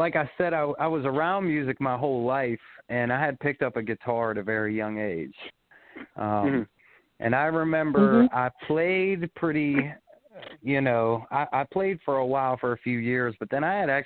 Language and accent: English; Pittsburgh, Pennsylvania, United States; I was born and raised in Pennsylvania. Grew up on a farm, family farm